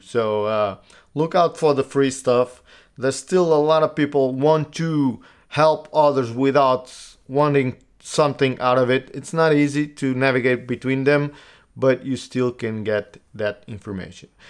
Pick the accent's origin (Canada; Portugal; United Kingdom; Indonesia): Portugal; also born or lived in United States; I live in Portugal. I, I grew up in Portugal.